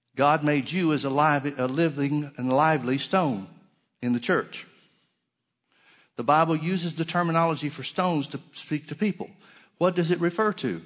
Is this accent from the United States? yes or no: yes; Alabama, United States; moved away; also born or lived in Oklahoma; I grew up in Alabama